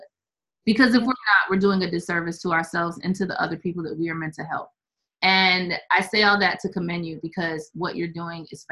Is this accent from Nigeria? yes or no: no; Syracuse, New York, United States; I grew up in Syracuse